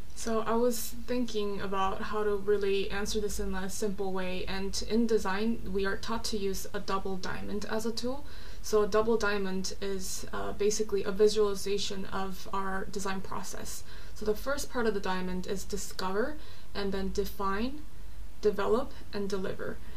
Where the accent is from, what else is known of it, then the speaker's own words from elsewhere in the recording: South Korea; also born or lived in Orange County, California, United States / Los Angeles, United States; now in London, United Kingdom; I'm South Korean. I was born and raised in South Korea, but I lived for a long time in California, Orange County, and LA, and now I've lived in London for about two years